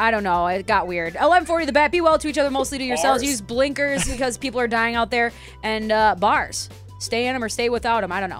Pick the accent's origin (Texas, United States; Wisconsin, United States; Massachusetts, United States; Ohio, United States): Massachusetts, United States; Boston; accent: Bostonian; I can't even like do my Bostonian accent right now